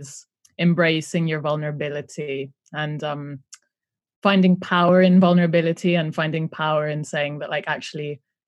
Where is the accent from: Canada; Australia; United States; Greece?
Greece; my dad is Greek. I grew up in Greece